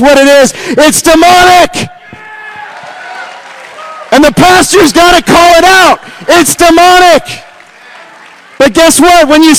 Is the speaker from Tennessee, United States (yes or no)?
yes; Nashville, Tennessee, United States; I go to, you know, and I'm from Nashville, Tennessee. There's like as many churches as there are Starbucks.